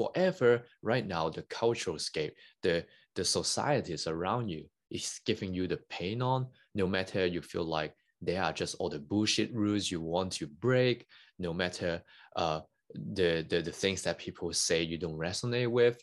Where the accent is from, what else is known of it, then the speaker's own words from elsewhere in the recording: Hong Kong; English is a second language; moved away as an adult; I, I grew up in Hong Kong. Uh, I born and bred there for over nineteen years